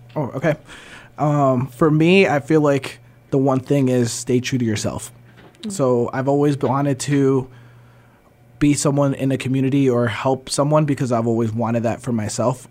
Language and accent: English; the Berkshires, Massachusetts, United States; also born or lived in New Jersey; we moved to the Berkshires. Um, been here since I was four years old